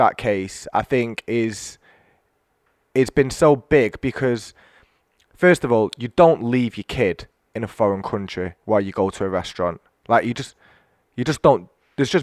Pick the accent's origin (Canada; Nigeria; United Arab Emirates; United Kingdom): United Kingdom; Manchester, North West England; I'm from Manchester